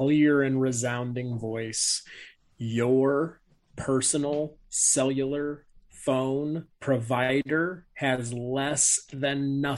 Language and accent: English; Northeast Indiana, United States; I'm in Northeast Indiana. I'm between like Fort Wayne and Warsaw